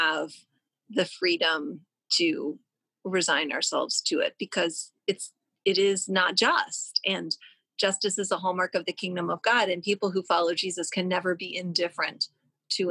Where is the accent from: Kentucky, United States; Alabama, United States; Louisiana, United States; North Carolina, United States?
Kentucky, United States; Louisville; where I'm from, where I grew up as the daughter of two lawyers